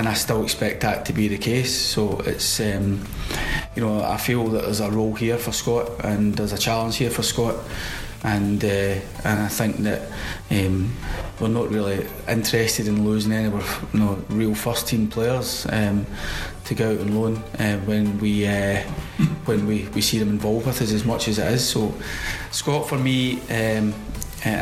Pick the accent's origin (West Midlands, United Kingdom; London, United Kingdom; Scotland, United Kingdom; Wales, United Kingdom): Scotland, United Kingdom; Paisley; I'm from Paisley